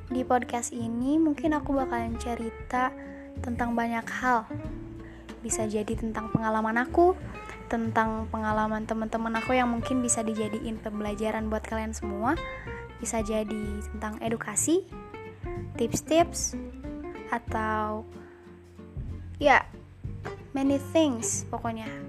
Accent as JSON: {"language": "Indonesian", "region": "Sunda", "country": "Indonesia", "said": "keluarga aku manggil aku … karena aku orang Sunda"}